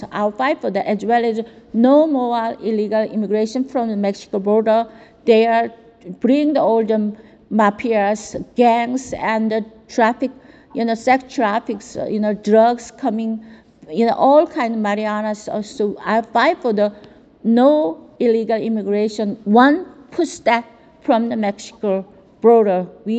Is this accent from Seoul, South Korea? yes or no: no; Andong, North Gyeongsang, South Korea; now in California, United States; Especially I am grew up in very richest my village in Andong, and you know in Andong had two dams, Ima dams and Andong dams.